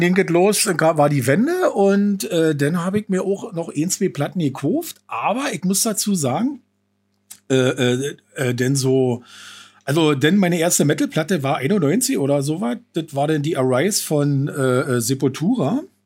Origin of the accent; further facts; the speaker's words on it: Falkensee, Brandenburg, Germany; ich bin äh, 48 noch. Ähm, ja, Falkenseer äh, schon immer